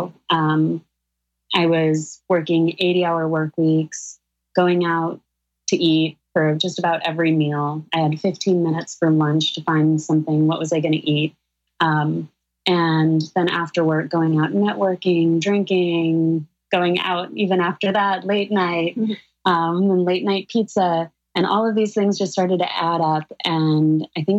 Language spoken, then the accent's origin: English; Sedona, Arizona, United States; now in New York City, United States; Danielle and I grew up together in Sedona, Arizona.